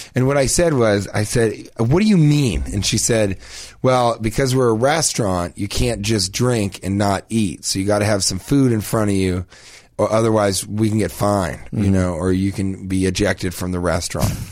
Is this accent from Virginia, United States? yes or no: no; Denver, Colorado, United States; I'm from Denver.